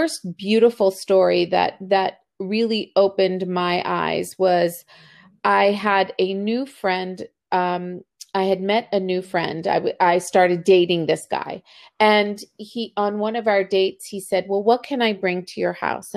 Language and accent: English; Baltimore, Maryland, United States; also born or lived in Argentina; I was born in Argentina. I came to Baltimore as an immigrant when I was two